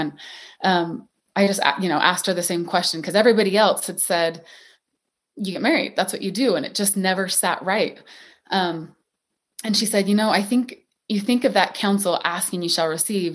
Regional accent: St. George, Utah, United States; I am originally from Saint George, Utah, beautiful Red Rock town that still has my heart

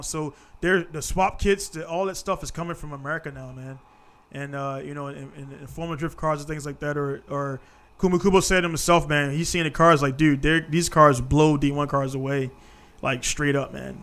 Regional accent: United States; now in Japan; I'm American.

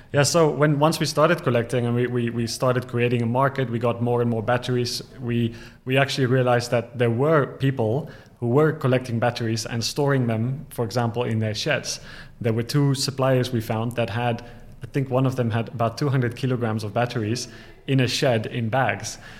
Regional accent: Ghana; moved away; also born or lived in South Africa; I'm from South Africa. I grew up in Ghana

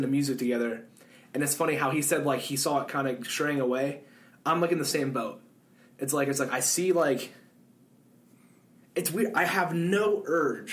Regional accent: Pittsburgh, Pennsylvania, United States; also born or lived in Ohio; I moved to Pittsburgh from Ohio

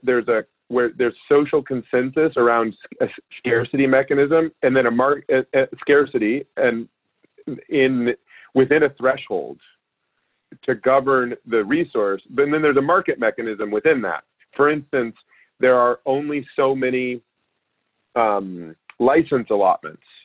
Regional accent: Alaska, United States; I grew up in Alaska

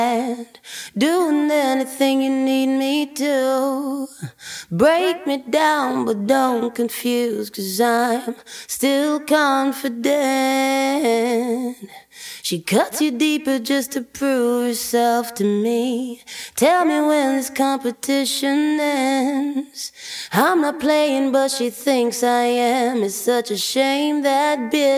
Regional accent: New York City, New York, United States; I grew up in the Bronx

